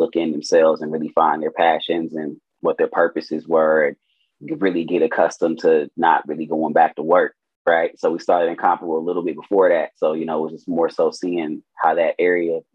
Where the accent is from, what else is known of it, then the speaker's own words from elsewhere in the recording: Milwaukee, Wisconsin, United States; Born and raised in Milwaukee, Wisconsin